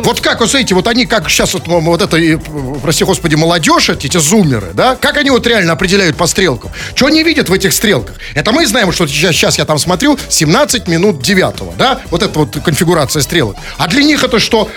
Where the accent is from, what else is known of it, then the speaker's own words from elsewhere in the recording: Saint Petersburg, Russia; мы, питерцы, знаем и помним, что такое бинокли